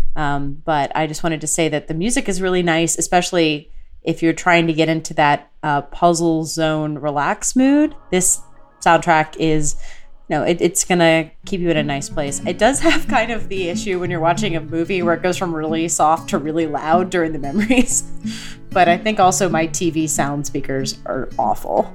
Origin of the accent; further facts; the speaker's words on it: Houston, Texas, United States; I grew up in Houston